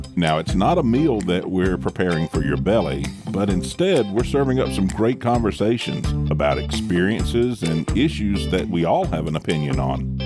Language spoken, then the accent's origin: English; the South, United States; I'm from the South, and this is how I was raised